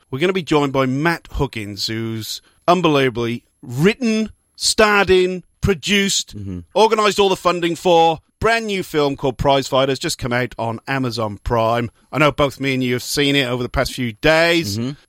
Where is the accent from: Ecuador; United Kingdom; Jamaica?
United Kingdom; Newport, Wales; I'm from Newport as well.